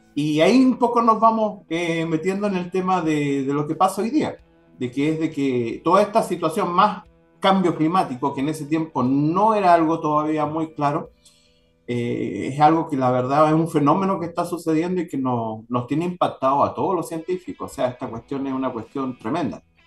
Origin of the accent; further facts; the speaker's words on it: Antofagasta, Chile; Yo soy de Antofagasta